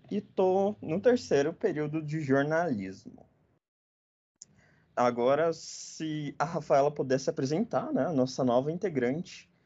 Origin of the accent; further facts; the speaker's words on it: Belém, Pará, Brazil; Eu sou de Belém do Pará.